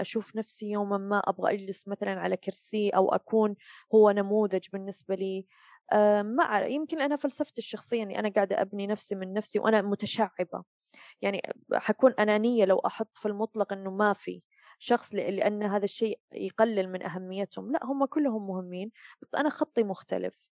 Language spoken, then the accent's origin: Arabic; Saudi Arabia; moved away as an adult; now in Dubai, United Arab Emirates; أتكلم كسعوديين